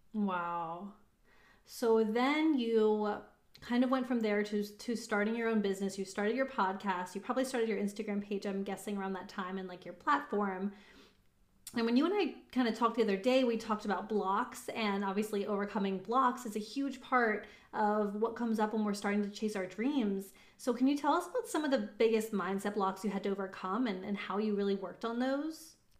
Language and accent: English; Reading, Pennsylvania, United States; also born or lived in Pittsburgh, Pennsylvania; I was born in Reading